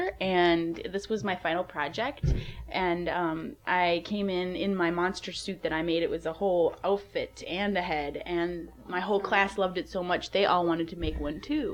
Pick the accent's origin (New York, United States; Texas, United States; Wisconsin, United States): Wisconsin, United States; Milwaukee; I'm from Milwaukee, Wisconsin